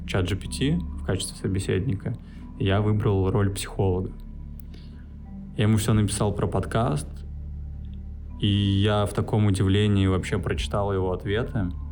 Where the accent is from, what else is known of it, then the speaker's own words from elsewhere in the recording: Saint Petersburg, Russia; moved away as an adult; now in Bali, Indonesia; я родился в Питере, в Купчино, если интересно. И свое детства до 10 лет я провел в центре Петербурга в общаге.